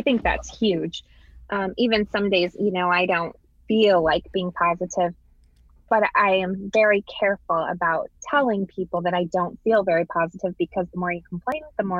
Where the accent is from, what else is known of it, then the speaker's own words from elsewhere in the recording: Michigan, United States; And I'm from Michigan, where we have a huge Amish community as well.